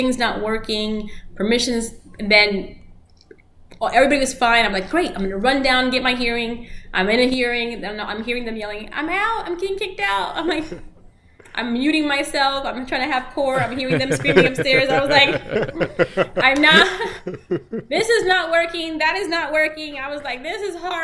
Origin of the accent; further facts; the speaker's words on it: Orlando, Florida, United States; first language Spanish; English is a second language; also born or lived in Cleveland, Ohio; I grew up here in Orange County